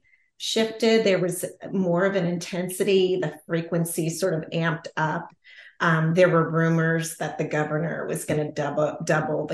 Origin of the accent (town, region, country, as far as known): central Pennsylvania, United States; born or raised there; moved away as an adult; now in Montana, United States